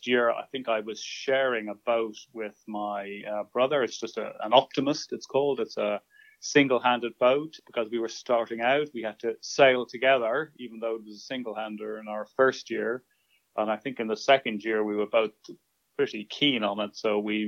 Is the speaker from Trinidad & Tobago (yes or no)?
no; Dún Laoghaire, Leinster, Ireland; we lived in Dunleary, which is in south part of Dublin near the coast.